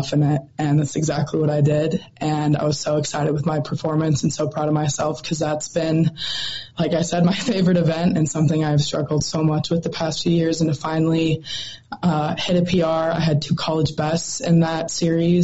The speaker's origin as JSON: {"language": "English", "region": "Montana", "country": "United States", "tie": "born or raised there", "said": "I love the state of Montana and all my friends and family I have here. And love getting to rep my home state"}